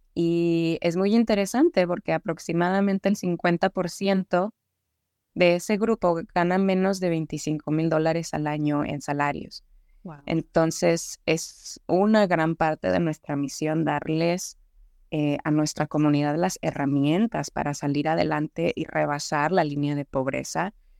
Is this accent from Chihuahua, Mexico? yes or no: yes; Ciudad Juárez, Chihuahua, Mexico; also born or lived in El Paso, Texas; now in Dallas, United States; yo nací en El Paso, Texas, yo me crié y crecí viví en Ciudad Juárez y en México con mi madre y mis abuelos paternos